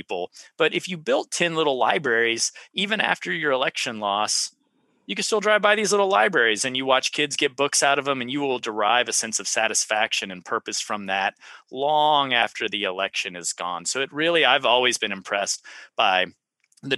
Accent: Central Texas, United States; I was from Central Texas

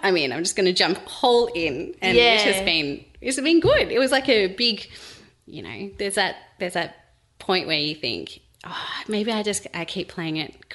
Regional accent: Sydney, New South Wales, Australia; now in Melbourne, Australia; we're from Sydney originally

